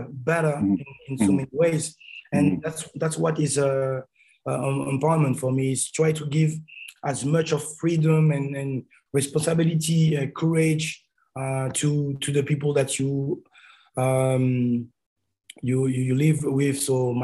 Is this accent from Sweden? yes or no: no; Paris, Île-de-France, France; born or raised there; moved away